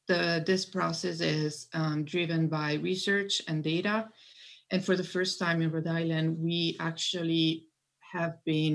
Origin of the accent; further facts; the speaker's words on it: Italy; English is a second language; now in United States; I'm originally from Italy and I am a multilingual learner myself. I grew up in different countries and actually English, I think, is my fifth language in order of acquisition.